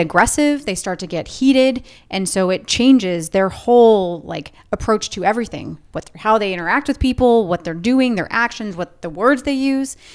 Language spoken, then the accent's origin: English; Orange County, Southern California, United States; I grew up in Southern California, Orange County